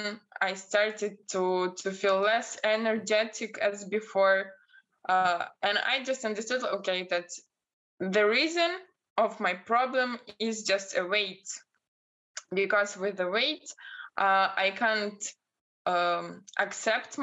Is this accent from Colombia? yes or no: no; Belarus; English is a second language; moved away as an adult; now in Portugal; I'm from Belarus